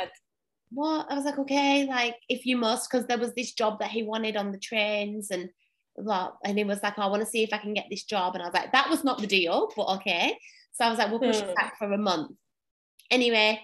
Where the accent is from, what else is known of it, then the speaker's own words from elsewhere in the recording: England, United Kingdom; moved away as an adult; now in Australia; I'm from England